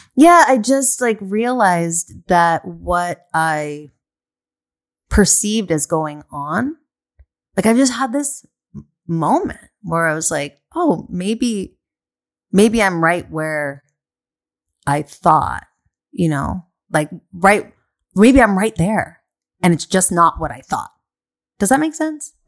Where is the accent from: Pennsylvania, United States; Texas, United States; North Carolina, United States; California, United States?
California, United States; San Diego; moved away as an adult; also born or lived in Del Mar, California; now in Los Angeles, United States; I grew up in San Diego